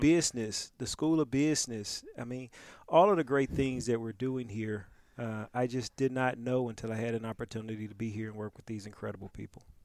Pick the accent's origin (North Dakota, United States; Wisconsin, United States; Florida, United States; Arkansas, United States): Arkansas, United States; Pine Bluff; moved away; also born or lived in New Orleans; I was born and raised in Pine Bluff, Arkansas